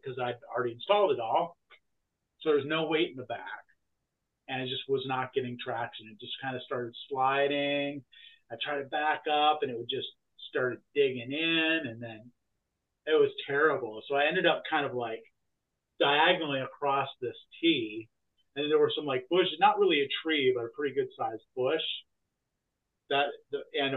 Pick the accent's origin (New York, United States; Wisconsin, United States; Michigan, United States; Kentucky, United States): Michigan, United States; Grand Rapids; now in Santa Cruz, United States; I'm from Grand Rapids originally